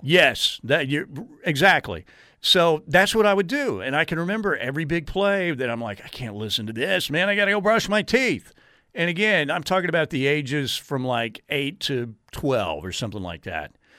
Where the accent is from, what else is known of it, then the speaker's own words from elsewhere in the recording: Norman, Oklahoma, United States; having been born and raised in Norman